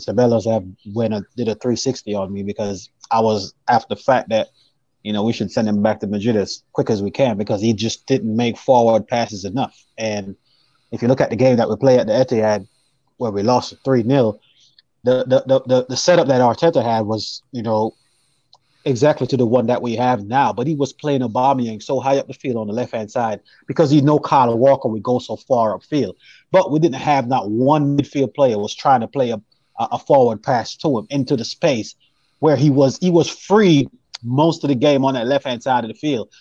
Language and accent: English; Jamaica; now in United States; I'm actually from Jamaica, but I, I live in the states